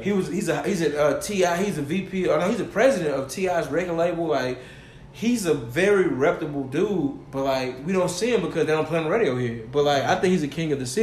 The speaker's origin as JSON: {"language": "English", "town": "Cypress", "region": "Texas", "country": "United States", "tie": "born or raised there", "said": "I'm from Cyprus"}